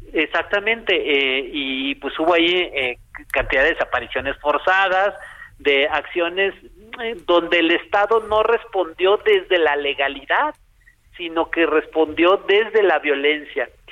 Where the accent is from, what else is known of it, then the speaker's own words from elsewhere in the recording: Culiacán, Sinaloa, Mexico; yo soy de Culiacán